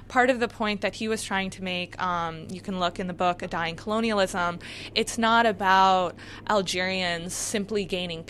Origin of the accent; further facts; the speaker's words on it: New York area, United States; I'm from the New York area.